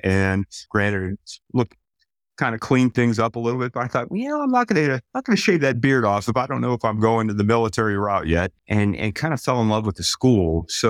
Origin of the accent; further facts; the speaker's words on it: Pittsburgh, Pennsylvania, United States; I grew up in Pittsburgh, Pennsylvania, and family steelworkers on both sides of the family